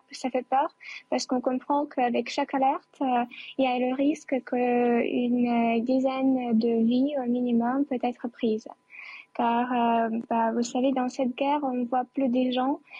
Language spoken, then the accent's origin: French; Chernihiv, Chernihiv Oblast, Ukraine; French is a second language; à Tchernigiv, euh, dans ma ville natale, qui, est à la défense du nord euh, de notre capitale